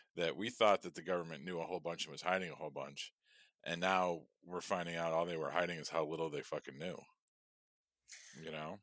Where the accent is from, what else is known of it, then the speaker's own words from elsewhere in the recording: Chicago, Illinois, United States; I'm from Chicago